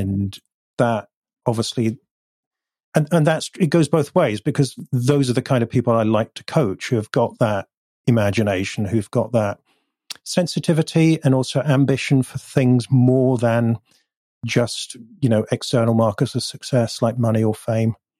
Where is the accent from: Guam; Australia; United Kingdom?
United Kingdom; North Devon, South West England; also born or lived in Bath; now in Bristol, United Kingdom; we moved to North Devon, which is even further south and west and rural